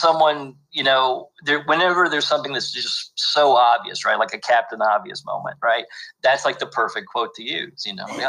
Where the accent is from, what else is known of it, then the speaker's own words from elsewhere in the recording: Lexington, Kentucky, United States; but I was born and raised in Lexington and lived there. Well, I went to the University of Kentucky, got both of my degrees there.